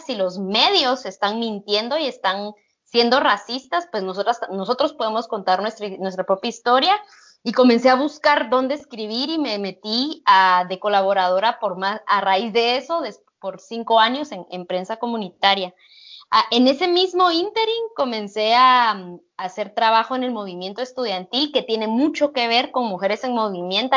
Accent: Totonicapán, Guatemala; moved away as an adult; now in Guatemala City, Guatemala; del pueblo eh, indígena de donde yo vengo. El ejército de Guatemala masacró a nuestra organización comunitaria, 48 cantones

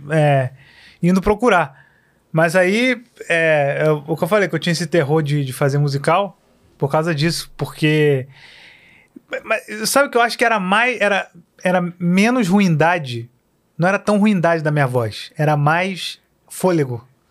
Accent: Queimados, Rio de Janeiro, Brazil; also born or lived in Tijuca, Rio de Janeiro; now in Rio de Janeiro, Brazil; eu vivi a vida inteira em Queimados, é, lá na Baixada. Queimados, até é. 20, 21 anos, eu acho que foi quando eu vim, vim para cá.

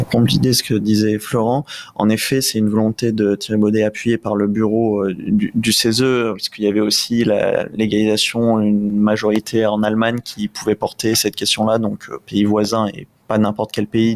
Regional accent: Réunion; en tant que jeune ultramarin puisque je viens de la Réunion

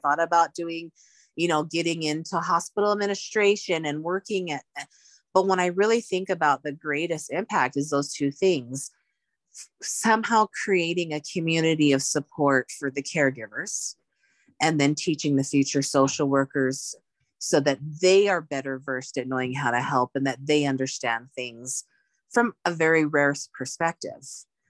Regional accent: Laie, Hawaii, United States; I grew up, I was born and raised in Laie, Hawaii, where I had people I'd known my whole life around me.

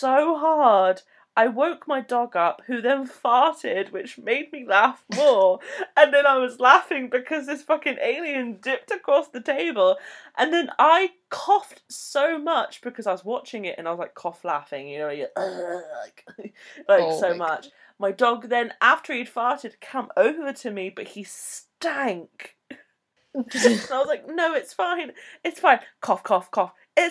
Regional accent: England, United Kingdom; I'm English

